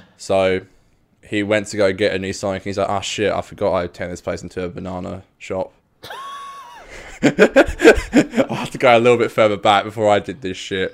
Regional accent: Australia; we are from around down under

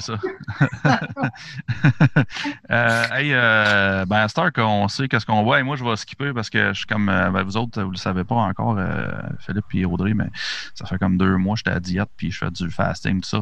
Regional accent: Gatineau, Quebec, Canada; nous autres, on est de Gatineau

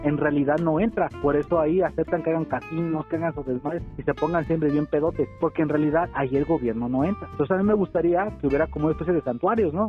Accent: Mexico; yo siendo mexicano

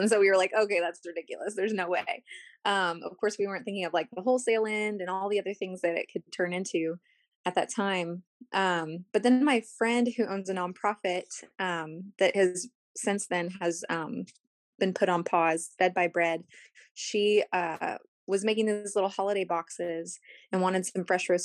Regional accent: Corpus Christi, Texas, United States; the street that I grew up on here in Corpus

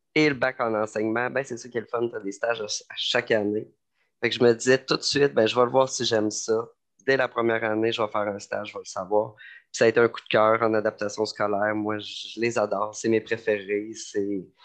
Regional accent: Lévis, Quebec, Canada; moved away as an adult; also born or lived in Montreal; je viens de Lévis, j'ai fait toute ma scolarité à Lévis, j'ai grandi à Lévis

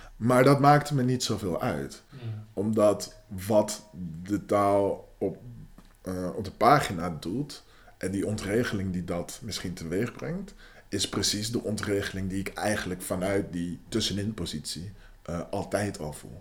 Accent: Netherlands; first language Dutch and English; Ik ben in Nederland mijn hele leven zwart geweest.

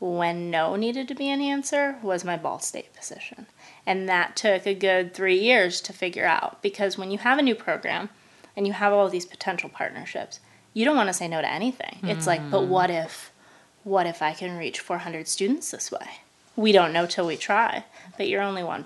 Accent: Michigan, United States; moved away as an adult; now in Indiana, United States; I'm from Michigan originally.

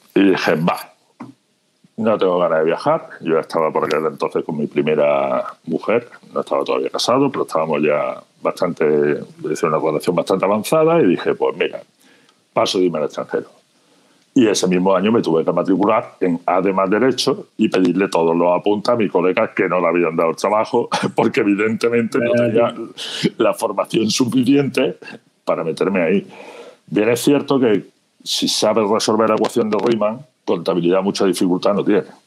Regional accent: Andalusia, Spain; moved away as an adult; also born or lived in Jaén / Málaga; now in Galicia, Spain; como mi acento remarca, de un pequeño pueblecito de Andalucía, eh, estuve muchísimos años viviendo entre Jaén y Málaga.

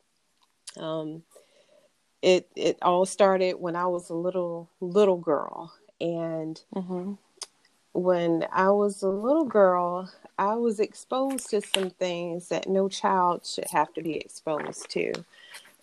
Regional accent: Bamberg County, South Carolina, United States; accent: country drawl; also born or lived in Olar, South Carolina; raised in a small county in South Carolina called Bamberg County. And I say Bamberg County because I started out in Bamberg, South Carolina. And then I moved to an even smaller town within the county called Oler, South Carolina.

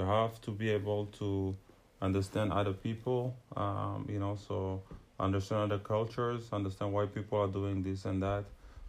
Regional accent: Ethiopia; I guess the fact that we lived in multicultural countries, like growing up in Ethiopia

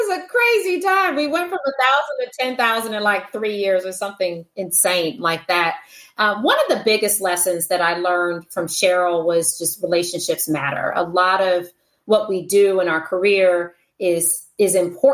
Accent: Detroit, Michigan, United States; now in Palo Alto, United States; I was born in Detroit, Michigan. It's where I'm from.

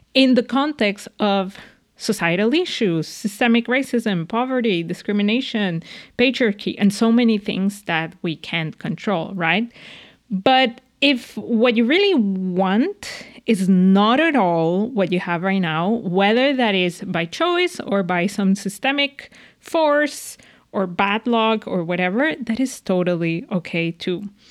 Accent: Venezuela; moved away; I'm from Venezuela

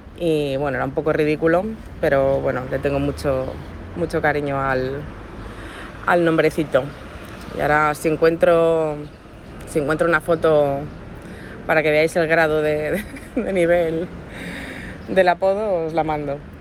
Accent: Ibiza, Balearic Islands, Spain; nosotros somos de Ibiza

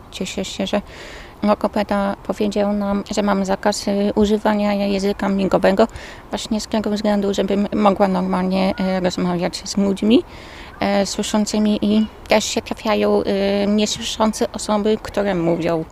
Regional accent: Świnik, Poland; pochodzę ze Świnika

